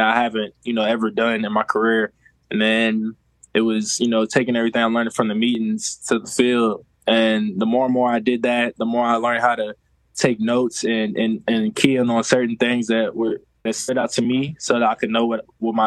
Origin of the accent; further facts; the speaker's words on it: Philadelphia, Pennsylvania, United States; now in Kansas City, United States; I was born in Philadelphia